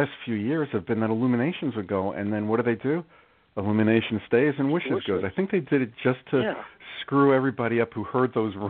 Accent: New York, United States; now in New Jersey, United States; I grew up in New York, and I live in Jersey now

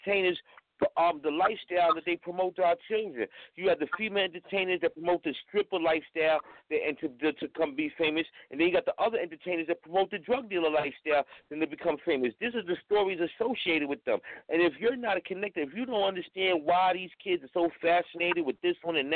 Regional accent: New York City, New York, United States; I'm from Harlem.

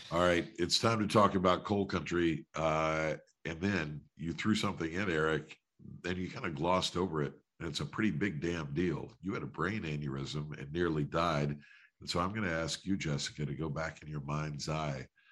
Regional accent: West Virginia, United States; now in Washington, D.C., United States; I grew up in West Virginia.

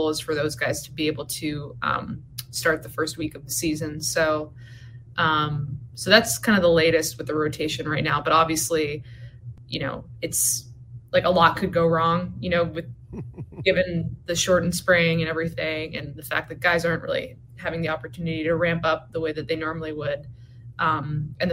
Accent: Sleepy Hollow, New York, United States; moved away as an adult; also born or lived in Oakland, California; now in Philadelphia, United States; I am from Sleepy Hollow

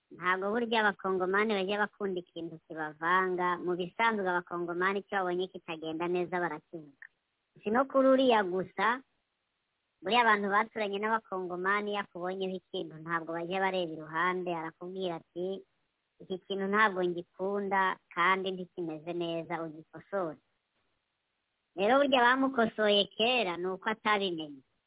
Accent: DR Congo

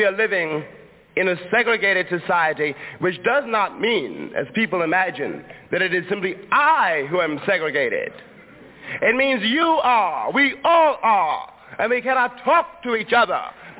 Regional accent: Harlem, New York, United States; born or raised there

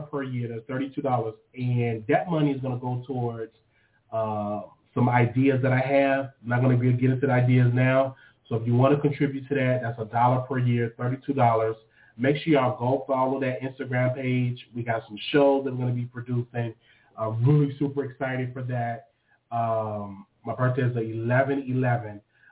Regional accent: Chicago, Illinois, United States; now in Texas, United States; I'm from Chicago

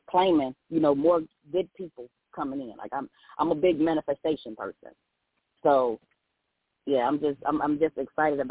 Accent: Elizabeth City, North Carolina, United States; now in Raleigh, United States; I'm originally from Elizabeth City. That's my hometown

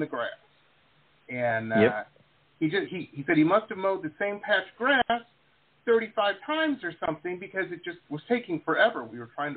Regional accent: Detroit, Michigan, United States; I grew up in Detroit

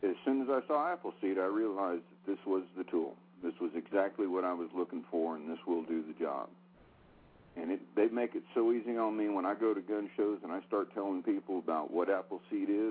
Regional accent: California, United States; I was born and raised here in California

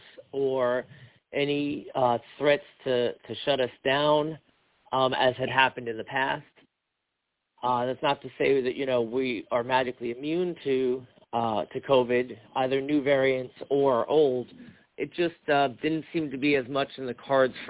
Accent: Long Island, New York, United States; now in Capital District, New York, United States; My hometown, right, which is in Long Island

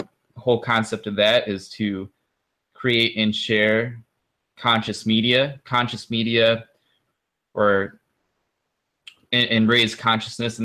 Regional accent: Michigan, United States; also born or lived in Kalamazoo, Michigan; I am from Michigan, lived all over Michigan, currently in Kalamazoo

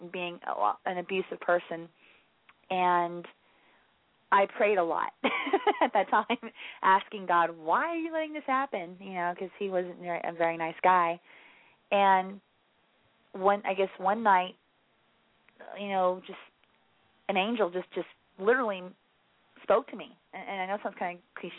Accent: England, United Kingdom; moved away as an adult; also born or lived in Florida; now in Gainesville, United States; originally I am from England, but I've been in America for off and on for 15 years, so now I'm in Florida.

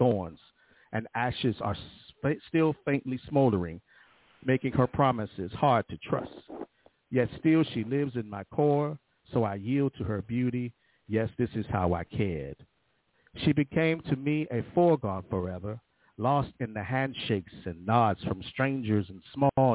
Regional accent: Northern Virginia, United States; I'm from Virginia. You know, matter of fact, they call me Yankee because I'm as far north as you can be in Northern Virginia

